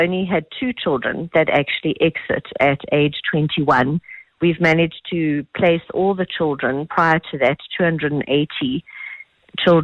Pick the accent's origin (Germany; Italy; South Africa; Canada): South Africa; we are South African, and South Africans being the kind of people that they are